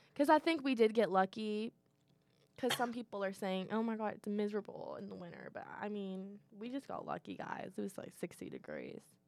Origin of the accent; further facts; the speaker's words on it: Louisville, Kentucky, United States; I'm from Louisville